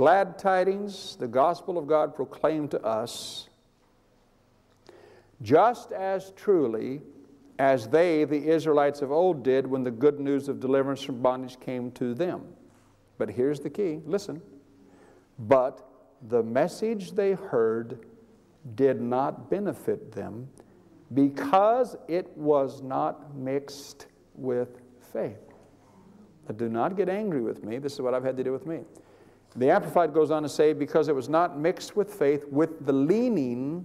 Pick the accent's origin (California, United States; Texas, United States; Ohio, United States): California, United States; I'm from California